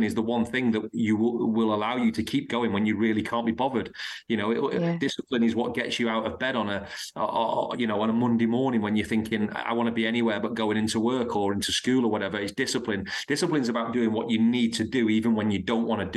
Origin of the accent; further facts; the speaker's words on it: Blackpool, North West England, United Kingdom; moved away; I'm from a place in Lancashire called Blackpool